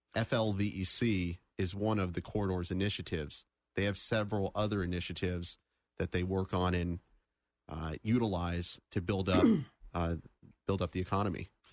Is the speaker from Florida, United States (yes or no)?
yes; Daytona Beach, Florida, United States; I was born and raised in the Daytona Beach area